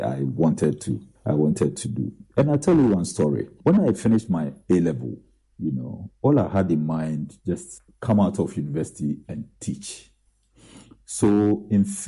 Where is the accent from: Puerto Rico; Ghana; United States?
Ghana; Adukrom, Eastern Region; also born or lived in Winneba; Nifa Secondary School in my hometown, Edikro